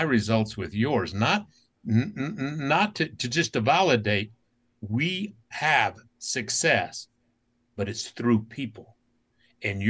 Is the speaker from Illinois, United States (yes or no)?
no; Utah, United States; As a kid growing up in Utah, only brown kid in my school